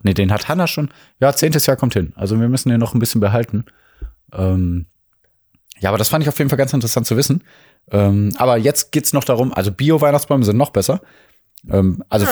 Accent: Mülheim an der Ruhr, North Rhine-Westphalia, Germany; Also wir kommen aus Mülheim, wir kommen aus dem Ruhrgebiet, Ruhrgebiet

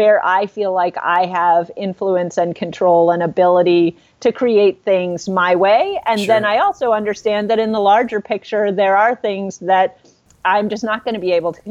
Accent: Lexington, Massachusetts, United States; I grew up outside of Boston. In Lexington, Massachusetts

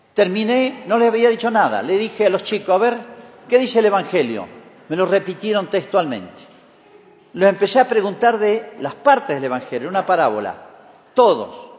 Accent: Argentina; Así somos los argentinos y los latinoamericanos

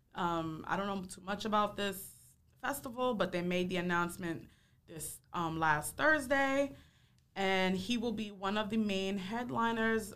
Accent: New York City, New York, United States; I'm from Harlem

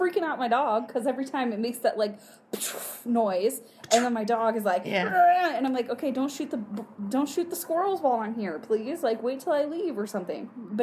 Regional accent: Michigan, United States; moved away; Not from the UP, I'm from the Mitten.

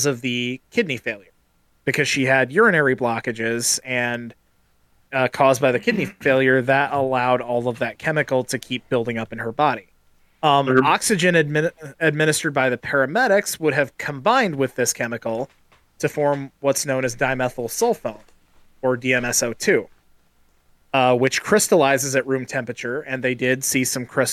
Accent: Midwest, United States; born or raised there

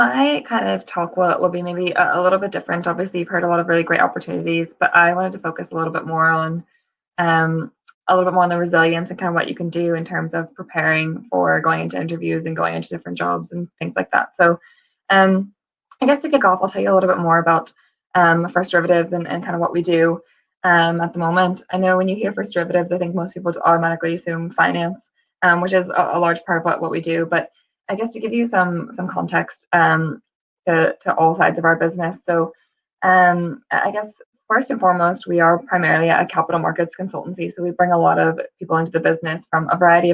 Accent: United States; moved away as an adult; now in United Kingdom; if you can tell from my accent, I'm from the States originally

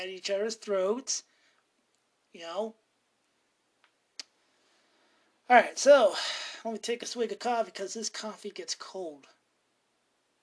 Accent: Montana, United States; I'm from Montana

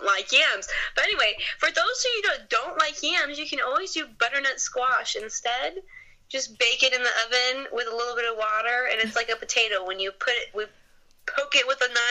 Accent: Bay Area, California, United States; I'm from the Bay Area

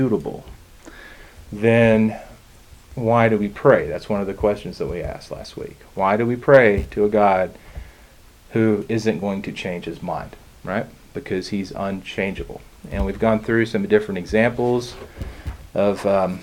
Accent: United States; being an American

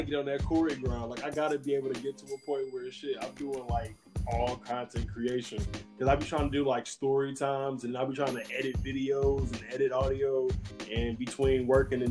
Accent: Gary, Indiana, United States; my hometown of Gary, Indiana

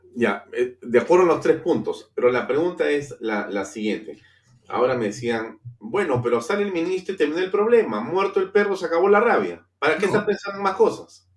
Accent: Peru; Aquí estamos siendo víctimas los peruanos

